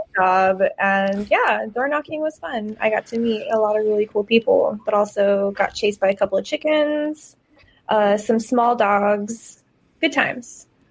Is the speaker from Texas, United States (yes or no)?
yes; Eagle Pass, Texas, United States; growing up in Eagle Pass, Texas, where it's 99.9%, you know, Latinos, Mexicans